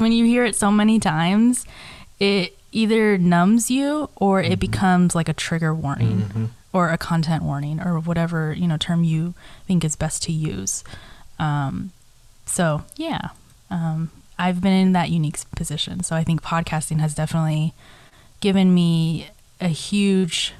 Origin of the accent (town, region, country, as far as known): Washington, United States; born or raised there; also born or lived in South Korea